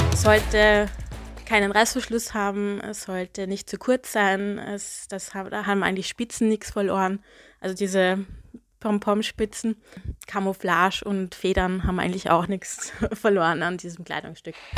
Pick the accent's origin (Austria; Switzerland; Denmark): Austria; Salzburg; also born or lived in Hong Kong / Beijing; now in Vienna, Austria; ich bin Salzburgerin, habe aber Wiener Wurzeln.